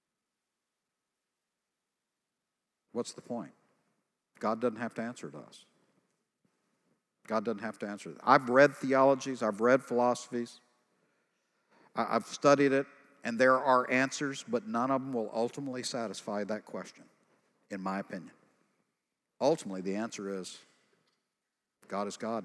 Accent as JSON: {"language": "English", "region": "East Texas", "country": "United States", "said": "I'm from East Texas"}